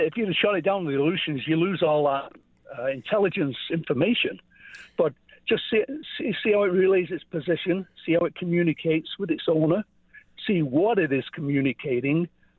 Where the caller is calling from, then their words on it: Orangeville, Ontario, Canada; I'm from Orangeville, Ontario.